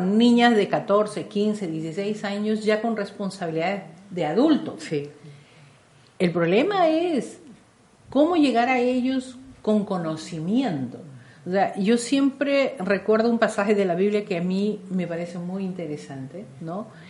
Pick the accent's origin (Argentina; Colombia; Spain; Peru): Peru; todos somos peruanos